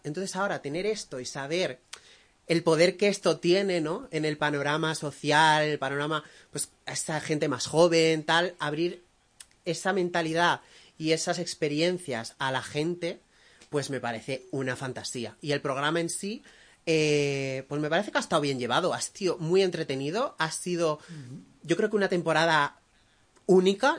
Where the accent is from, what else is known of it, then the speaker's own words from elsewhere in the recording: Benidorm, Valencian Community, Spain; yo soy de Benidorm